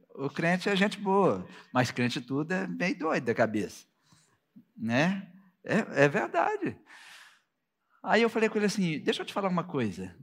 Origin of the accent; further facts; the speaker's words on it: Minas Gerais, Brazil; Eu vim de Minas Gerais